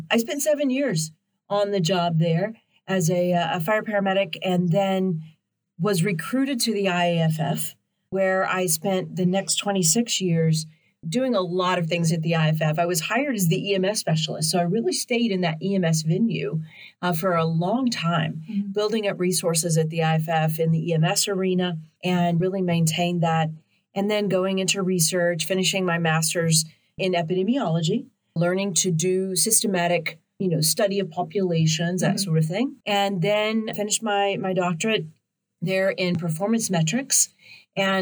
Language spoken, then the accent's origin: English; just outside of Nashville, Tennessee, United States; also born or lived in Memphis, Tennessee; I grew up just outside of Nashville